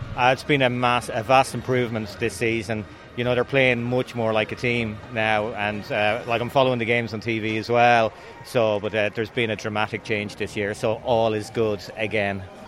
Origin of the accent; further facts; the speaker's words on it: Portumna, Connacht, Ireland; now in Yorkshire, United Kingdom; Originally from Portumna, in County Galway, but live here in the UK. I live in Yorkshire, just north of Sheffield